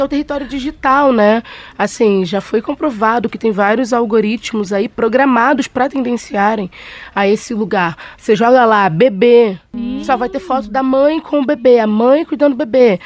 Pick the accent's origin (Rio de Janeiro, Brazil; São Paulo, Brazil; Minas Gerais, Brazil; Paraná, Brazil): Rio de Janeiro, Brazil; eu sou carioca